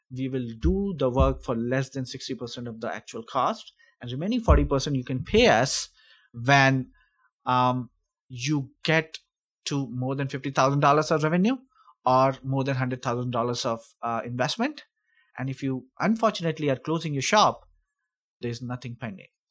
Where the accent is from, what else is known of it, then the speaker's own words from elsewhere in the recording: India; moved away as an adult; also born or lived in Sweden / United States; now in Calgary, Canada; I'm originally from India. I studied over there, then I went to Sweden